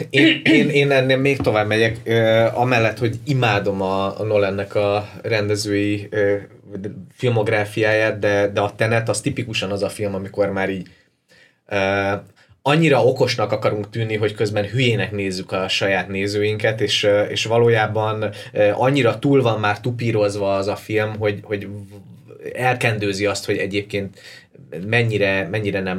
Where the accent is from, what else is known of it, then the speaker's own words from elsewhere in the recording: Ukraine; now in Budapest, Hungary; én meg egy ilyen budai kimosakodott ukrán vagyok